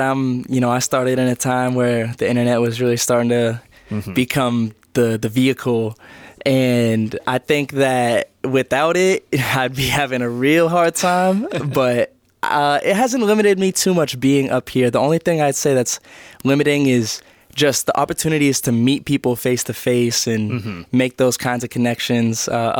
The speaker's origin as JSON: {"language": "English", "town": "Portland", "region": "Maine", "country": "United States", "tie": "born or raised there", "said": "I was born in Portland. That's where I live right now. Went to high school like 20 minutes outside the city in the suburb of Portland."}